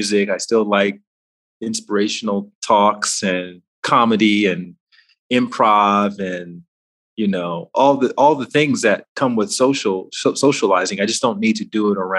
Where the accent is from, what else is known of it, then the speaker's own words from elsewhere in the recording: Alabama, United States; moved away as an adult; also born or lived in Washington, D.C.; I grew up in Alabama